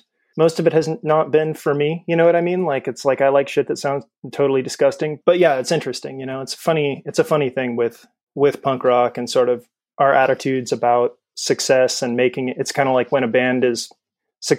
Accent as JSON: {"language": "English", "region": "California", "country": "United States", "tie": "born or raised there"}